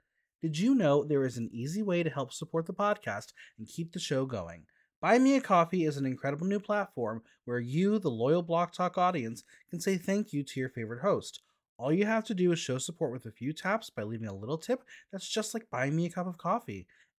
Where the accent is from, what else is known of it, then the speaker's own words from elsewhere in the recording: New Jersey, United States; I'm from Jersey